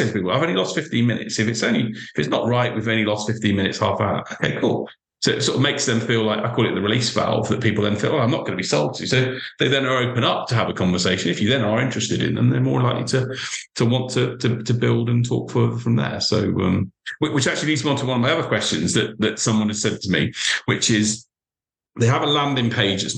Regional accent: United Kingdom; I'm British, you know, we're very British

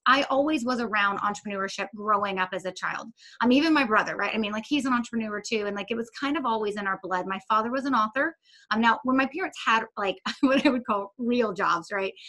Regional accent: Charlotte, North Carolina, United States; I worked for a lobbying organization in Charlotte, North Carolina. That's where I am still today

